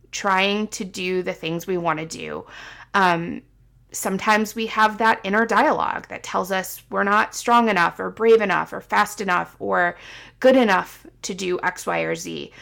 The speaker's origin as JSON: {"language": "English", "region": "Midwest", "country": "United States", "tie": "born or raised there", "also_born_or_lived": "Seattle", "moved": "as an adult", "said": "I was coming home because it's where I lived for twenty-seven years"}